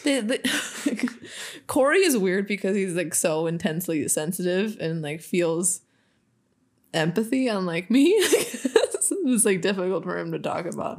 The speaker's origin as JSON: {"language": "English", "region": "Minnesota", "country": "United States", "said": "we're from Minnesota"}